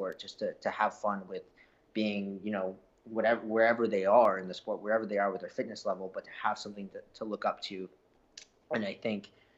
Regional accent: Canada; I'm Canadian

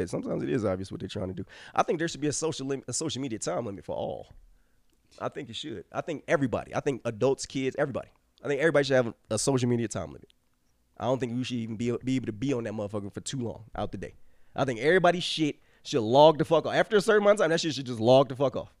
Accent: Cleveland, Ohio, United States; we grew up in Cleveland

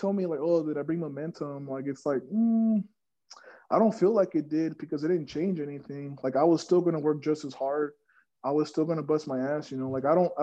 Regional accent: Odessa, Texas, United States; I'm from Odessa, Texas.

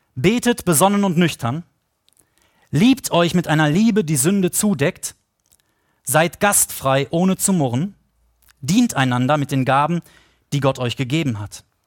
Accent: Potsdam, Brandenburg, Germany; wir Potsdamer

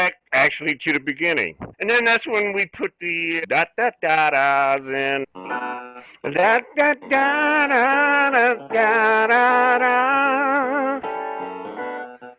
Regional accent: Buffalo, New York, United States; growing up in Buffalo

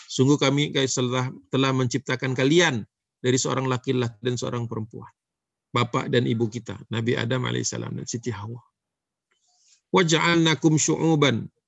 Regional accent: Java, Indonesia; Dia lupa ya saya orang Jawa.

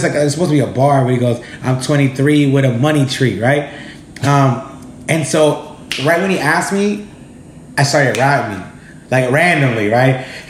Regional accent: Los Angeles, California, United States; So that I'm from South Central.

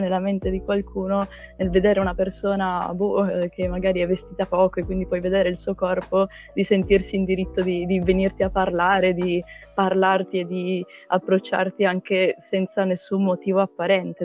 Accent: Trieste, Friuli-Venezia Giulia, Italy; moved away as an adult; now in Milan, Italy; sono triestina patocca

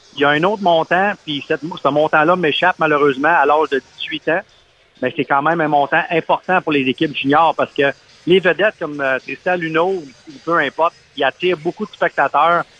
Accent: Abitibi, Quebec, Canada; moved away; quand j'ai été élevé en Abitibi

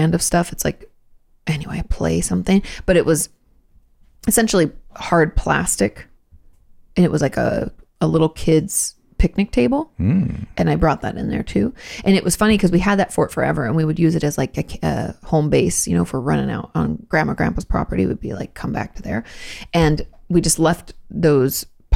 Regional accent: Pacific Northwest, United States; I grew up in the Pacific Northwest

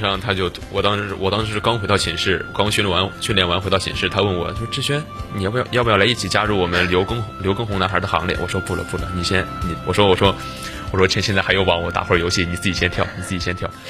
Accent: Henan, China; moved away; 因为我本身我是河南人嘛，我嗯。我自认为啊，我嗯。是属于北方人，因为河南其实是地处中原

